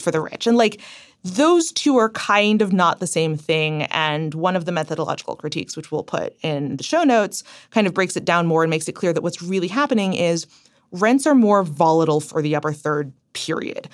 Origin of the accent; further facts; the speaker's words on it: Cincinnati, Ohio, United States; moved away; We're both from Cincinnati